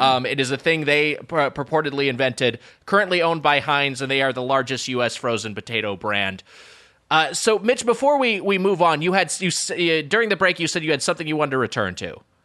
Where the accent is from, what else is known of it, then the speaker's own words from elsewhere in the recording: Lakewood, California, United States; my hometown, Lakewood, California